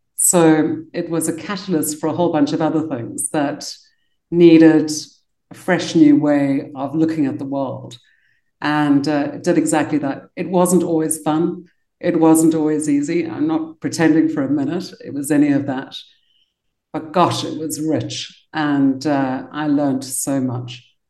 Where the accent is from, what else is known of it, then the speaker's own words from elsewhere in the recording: Cape Town, Western Cape, South Africa; moved away as an adult; also born or lived in London, United Kingdom; I got to be born in Cape Town. And I grew up in South Africa